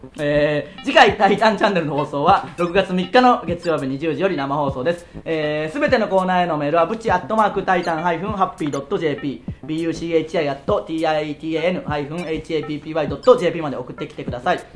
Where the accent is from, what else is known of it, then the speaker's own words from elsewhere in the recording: Tsuyama, Okayama, Japan; 僕らの地元である岡山県津山市